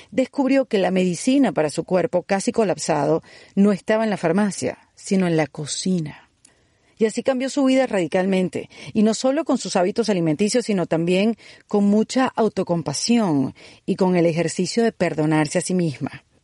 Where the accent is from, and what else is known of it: Venezuela